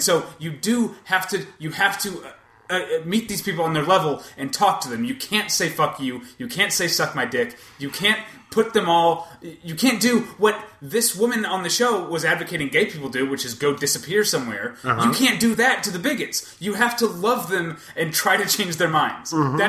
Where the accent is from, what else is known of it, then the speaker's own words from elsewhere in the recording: United States; As an American